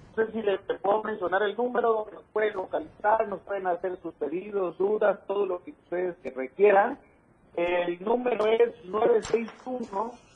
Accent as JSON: {"language": "Spanish", "town": "Montecristo de Guerrero", "region": "Chiapas", "country": "Mexico", "said": "yo soy de Montecristo de Guerrero, un municipio que está pegado a la reserva del triunfo"}